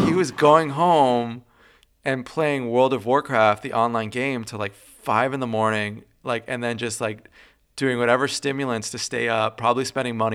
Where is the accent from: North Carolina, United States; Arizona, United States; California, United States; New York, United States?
California, United States; Los Angeles County; also born or lived in South Africa; I grew up in Los Angeles County mostly from the age of 8 on.